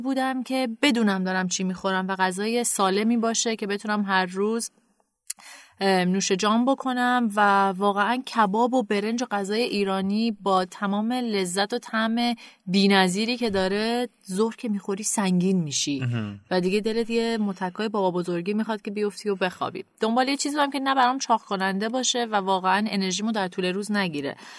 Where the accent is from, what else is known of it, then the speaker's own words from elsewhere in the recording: Canada; moved away as an adult; also born or lived in Tehran, Iran / United States; now in Iran; خودم متولد تهران و بزرگ شده کانادا هستم